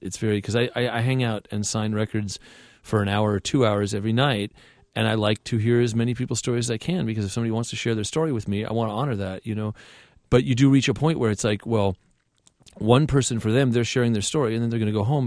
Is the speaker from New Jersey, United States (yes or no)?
no; Southern California, United States; I grew up in Southern California